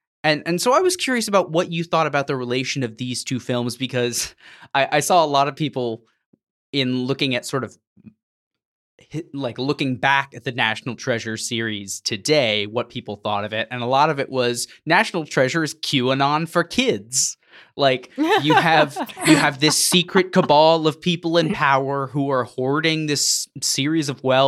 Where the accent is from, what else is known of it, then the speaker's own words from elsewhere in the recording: Texas, United States; where I was growing up in Texas at the time, especially involved in evangelical circles, it was a cultural phenomenon